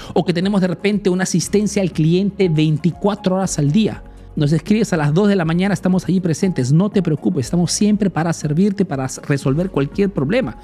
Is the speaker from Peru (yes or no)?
yes; Peru; now in Italy